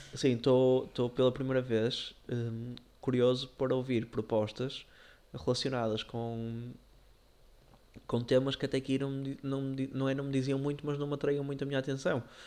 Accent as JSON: {"language": "Portuguese", "town": "Porto", "region": "Norte", "country": "Portugal", "said": "nós somos do Porto"}